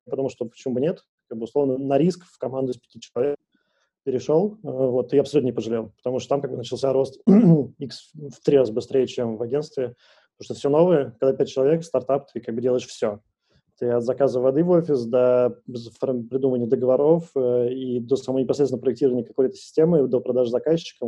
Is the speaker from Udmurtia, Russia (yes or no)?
no; Moscow, Russia; я из Москвы